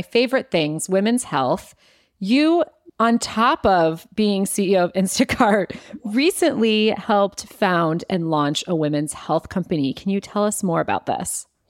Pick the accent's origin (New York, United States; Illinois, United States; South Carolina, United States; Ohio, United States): Ohio, United States; Cleveland; I grew up in Ohio and in Cleveland